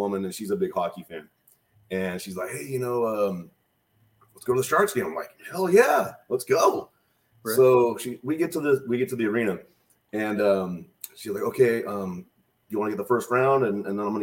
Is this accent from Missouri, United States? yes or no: no; Atwater, California, United States; also born or lived in Merced, California; I was born in Merced, which is, if you go 800 feet that way, it's technically Merced from my house